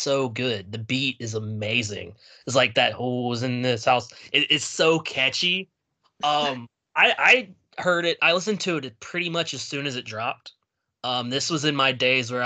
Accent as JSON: {"language": "English", "region": "the South", "country": "United States", "tie": "born or raised there", "said": "I grew up in the South."}